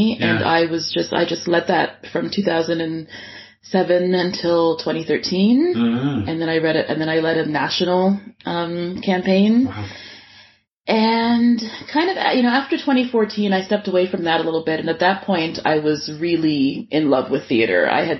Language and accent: English; Scarborough, Ontario, Canada; And I'm like, but I came all the way from the East End of Scarborough.